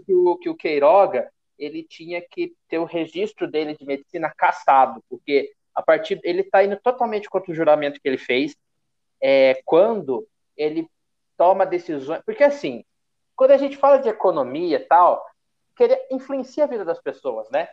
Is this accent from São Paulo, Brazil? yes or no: yes; Paulista, São Paulo, Brazil; como paulista